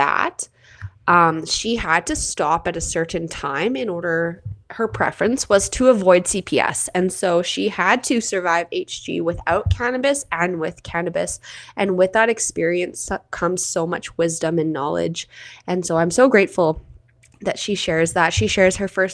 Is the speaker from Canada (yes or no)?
yes; Canada; I'm your Canadian host